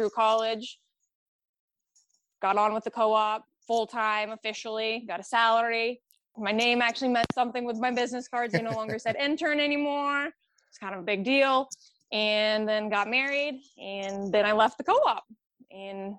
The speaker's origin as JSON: {"language": "English", "region": "Southwest Iowa", "country": "United States", "tie": "born or raised there", "also_born_or_lived": "Ankeny, Iowa", "said": "I was born and raised in Southwest Iowa. Small little podunk town"}